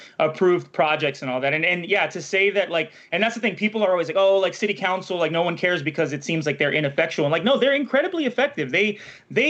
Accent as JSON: {"language": "English", "town": "Los Angeles", "region": "California", "country": "United States", "said": "I'm from the Valley"}